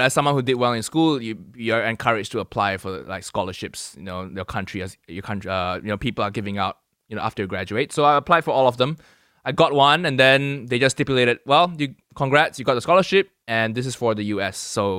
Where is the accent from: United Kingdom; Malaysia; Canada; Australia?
Malaysia; To be honest, growing up in Malaysia, it's unless you were rich, you know, everybody kind of is on the same path.